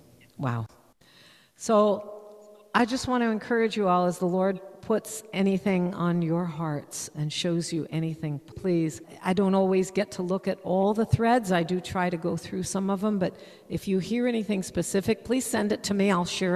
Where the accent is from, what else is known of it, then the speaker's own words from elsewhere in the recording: United States; now in Israel; I grew up in America.